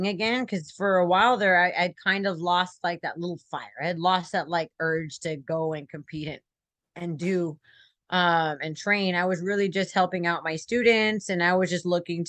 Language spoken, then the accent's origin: English; the Valley, Texas, United States; also born or lived in San Antonio, Texas; I'm Hispanic. I mean, I'm from the Valley